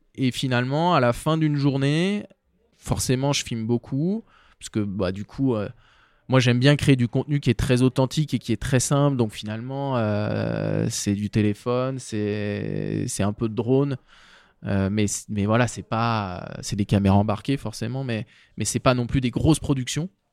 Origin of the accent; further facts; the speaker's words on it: Chamonix, Auvergne-Rhône-Alpes, France; je suis né, j'ai grandi à Chamonix